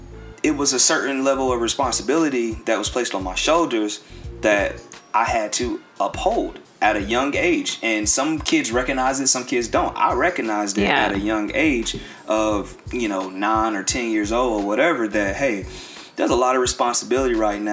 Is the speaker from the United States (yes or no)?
yes; Lancaster, South Carolina, United States; also born or lived in Jersey City, New Jersey; But for the most part, I'm in the 803. I'm in Lancaster.